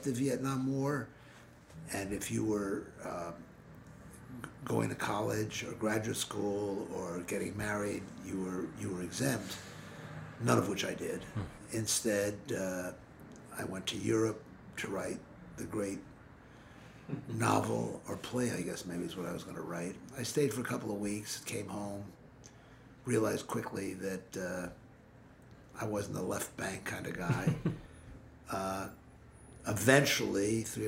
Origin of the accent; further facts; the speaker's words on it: New York City, New York, United States; also born or lived in Mount Kisco, New York; I was born in Mount Kisco, New York, grew up in Manhattan